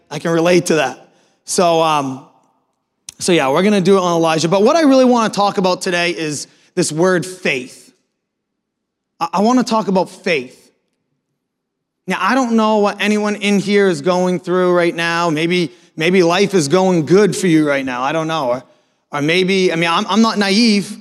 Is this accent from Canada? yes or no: no; Maine, United States; moved away as an adult; also born or lived in Philadelphia / Natick/Framingham, Massachusetts; now in Foxborough, United States; I'm actually born and raised in Maine